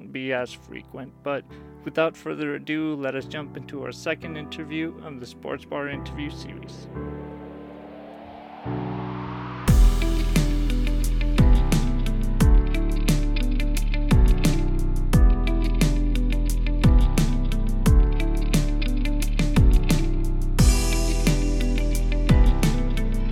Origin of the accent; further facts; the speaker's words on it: Argentina; I was born in Argentina